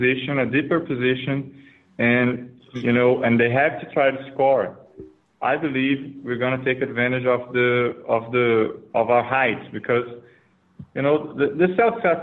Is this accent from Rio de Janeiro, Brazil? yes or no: no; Campo Grande, Mato Grosso do Sul, Brazil; I'm really from Brazil.